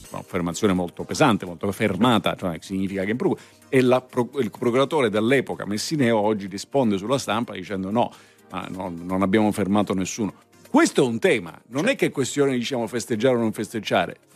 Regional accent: Palermo, Sicily, Italy; Io sono palermitano.

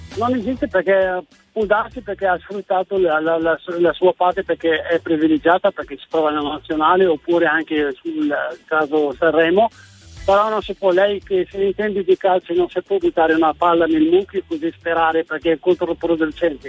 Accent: Marrakech, Marrakesh-Safi, Morocco; Italian is a second language; now in Verona, Italy; Sono del Marocco, di Marrakech

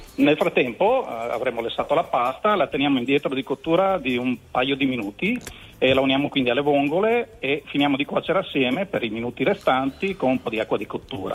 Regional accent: Pontecchio Polesine, Veneto, Italy; io sono di un piccolo paese vicino a Rovigo, si chiama Pontecchio Polesine

